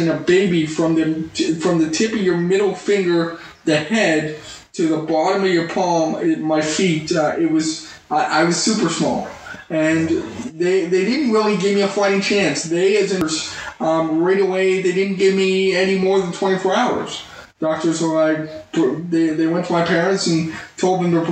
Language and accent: English; Spruce Grove, Alberta, Canada; moved away as an adult; also born or lived in Edmonton; now in California, United States; I grew up, born and raised in Edmonton, actually Spruce Grove